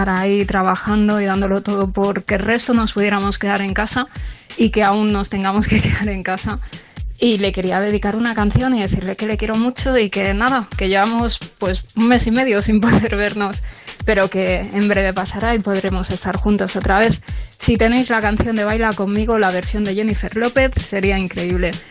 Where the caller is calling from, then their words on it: Barcelona, Catalonia, Spain; Buenas noches … de Barcelona